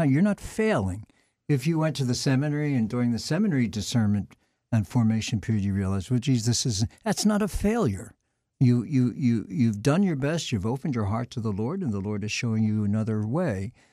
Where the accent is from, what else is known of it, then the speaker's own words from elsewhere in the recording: Philadelphia, Pennsylvania, United States; moved away as an adult; also born or lived in Emmitsburg, Maryland; I'm from the Archdiocese of Philadelphia originally, so Saint Charles was always a very important institution for us. We had the altar boy picnics there